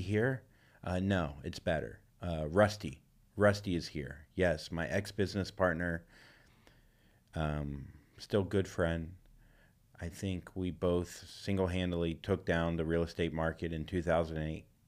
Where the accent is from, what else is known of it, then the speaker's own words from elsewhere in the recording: Florida, United States; moved away as an adult; now in California, United States; I am coming back to Florida, to my home state